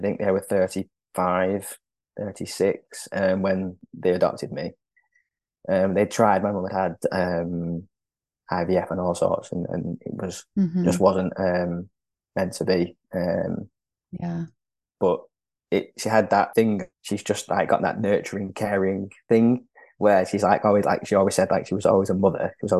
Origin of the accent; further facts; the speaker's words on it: Lima, Peru; born there; From when I was born in Lima, I was looked after in foster care for 4 months by my foster mother.